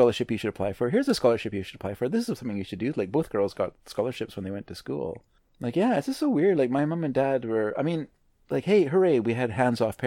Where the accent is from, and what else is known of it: Canada; born or raised there; also born or lived in United States